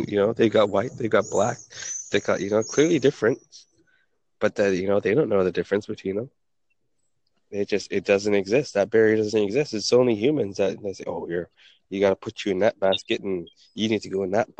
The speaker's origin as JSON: {"language": "English", "country": "United States"}